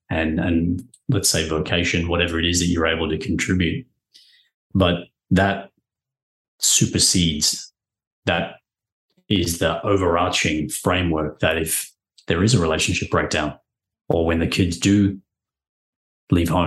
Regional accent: Papua New Guinea; I grew up in Papua New Guinea, which was a pretty cool place

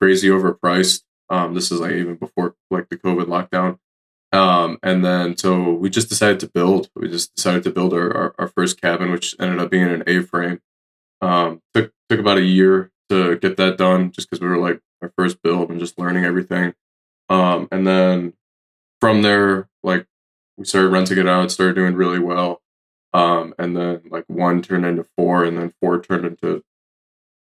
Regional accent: Detroit, Michigan, United States; born or raised there; moved away as an adult; also born or lived in Washington, D.C.; now in Asheville, United States

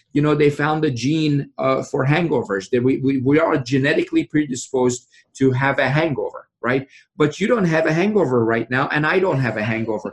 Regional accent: Iran; now in Frederick, United States; growing up in Iran

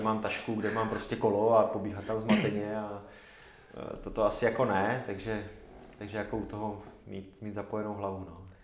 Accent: Zábřeh, Olomouc Region, Czechia; moved away; pocházím ze Zábřeha

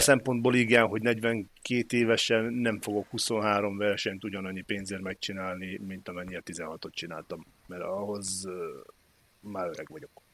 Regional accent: Hungary; nagyon büszkén vallottam magam magyarnak mindig is

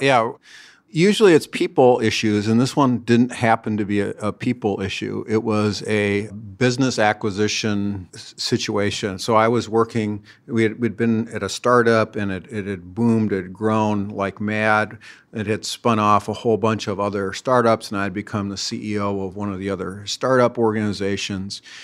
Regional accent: Minneapolis–Saint Paul, Minnesota, United States; I grew up right here in the Twin Cities

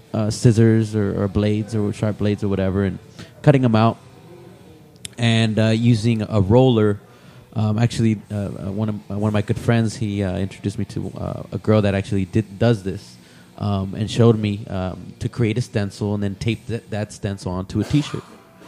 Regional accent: Salinas, California, United States; I'm from Salinas.

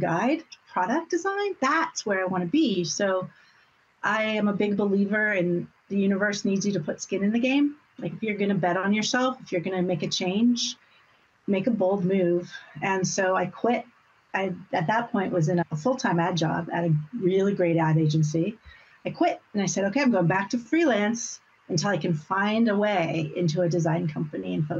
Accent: Portland, Oregon, United States; moved away as an adult; also born or lived in Amsterdam; now in New York, United States; I came from Portland, Oregon

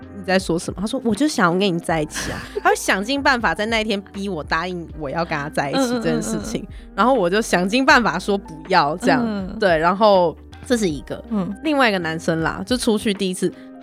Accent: Nantou County, Taiwan; Hello，大家好，

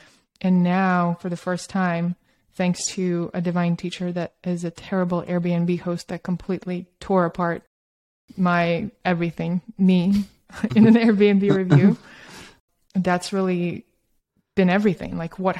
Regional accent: Russia; also born or lived in Australia / New York / San Francisco; because I grew up in Soviet Russia and Australia, and then I moved to New York and San Francisco. I'm kind of a little bit from all over, but I did have a very Soviet upbringing

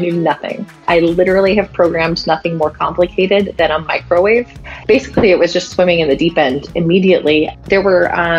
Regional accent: Romania; moved away as an adult; now in San Francisco, United States; I'm 30 years old and I live in San Francisco. I moved here about 2 years ago and I'm originally from Romania.

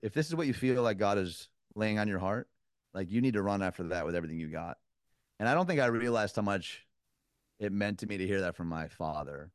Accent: Detroit, Michigan, United States; moved away as an adult; also born or lived in Chicago; now in Nashville, United States; born and raised in Detroit

